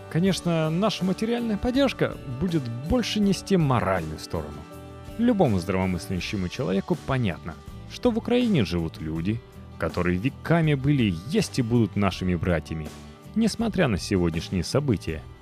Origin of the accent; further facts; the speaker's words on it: Russia; born there; Я родилась в России и живу здесь.